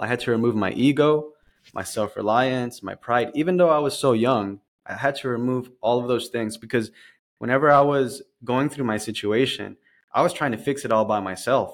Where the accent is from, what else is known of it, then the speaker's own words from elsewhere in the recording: Dallas, Texas, United States; moved away as an adult; now in San Diego, United States; I was born in Dallas, Texas. Um, I'm a transplant to the downtown San Diego area. So I've been here for about, uh, about five years now.